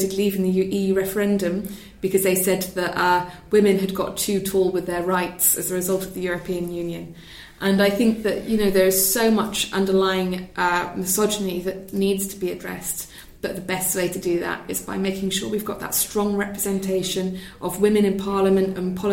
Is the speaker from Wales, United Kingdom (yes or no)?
yes; Wales, United Kingdom; I'm from Wales